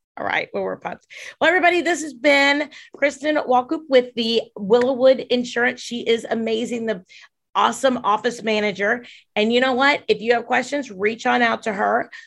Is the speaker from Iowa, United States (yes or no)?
yes; Dubuque, Iowa, United States; moved away; also born or lived in Wisconsin / Winona, Minnesota; I grew up in Iowa and Wisconsin